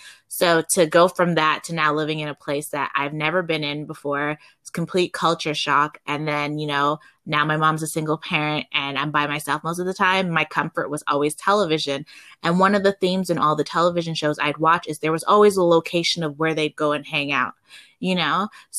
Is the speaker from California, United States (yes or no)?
no; Miami, Florida, United States; also born or lived in Calgary, Canada; I grew up, although I was born in Calgary, I did have grew up partially in Miami, Florida.